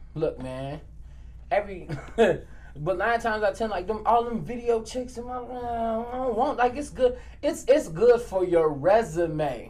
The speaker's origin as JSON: {"language": "English", "town": "Maywood", "region": "Illinois", "country": "United States", "said": "I'm from Maywood too"}